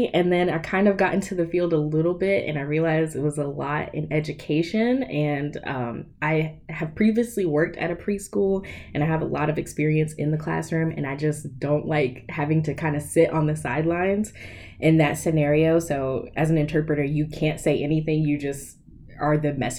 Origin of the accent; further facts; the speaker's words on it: Greensboro, North Carolina, United States; also born or lived in Pembroke, North Carolina; I was born and raised in Greensboro